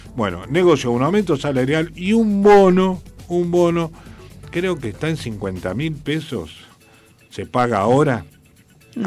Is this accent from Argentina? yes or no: yes; Argentina; siento mi patria, mi país Argentina